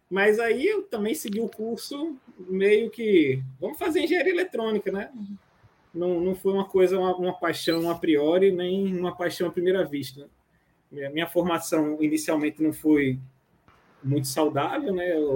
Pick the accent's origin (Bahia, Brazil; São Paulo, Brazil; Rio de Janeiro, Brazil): Rio de Janeiro, Brazil; now in Sergipe, Brazil; apegado às minhas raízes aqui em Sergipe, apesar de não ser sergipano. Sou carioca, mas sou.